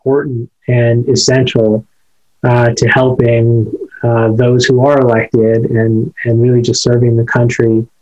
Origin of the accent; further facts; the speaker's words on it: Carbon County, Pennsylvania, United States; born and raised in my hometown